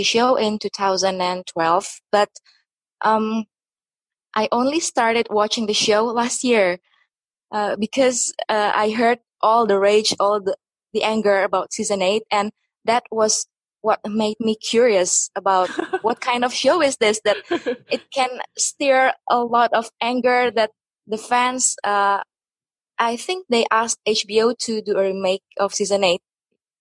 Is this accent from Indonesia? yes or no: yes; Indonesia; first language Indonesian; English is a second language; I'm from Indonesia, so most of the videos in my channel are in my mother language in Indonesia